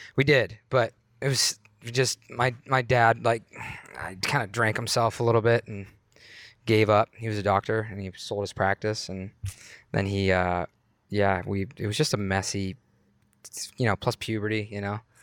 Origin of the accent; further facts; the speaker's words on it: Youngstown, Ohio, United States; moved away as an adult; also born or lived in Pittsburgh; I was born in Youngstown, Ohio